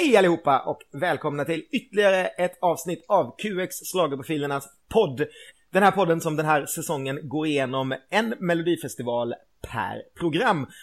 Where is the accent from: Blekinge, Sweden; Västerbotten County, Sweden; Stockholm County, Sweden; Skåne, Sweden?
Blekinge, Sweden; Karlskrona; moved away as an adult; also born or lived in Gothenburg; året som jag flyttade hemifrån och började plugga på universitet. Så jag flyttade från Karlskrona till Göteborg